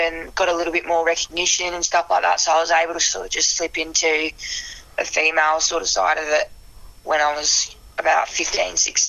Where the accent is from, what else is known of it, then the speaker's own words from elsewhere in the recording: Mount Gambier, South Australia, Australia; now in Adelaide, Australia; I'm actually originally from Mount Gambier, which is a little country town 5 hours south of Adelaide. And did all my growing up there